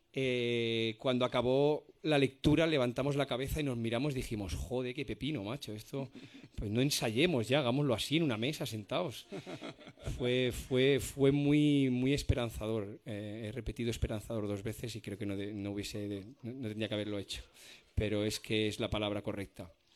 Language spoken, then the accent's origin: Spanish; Spain; los españoles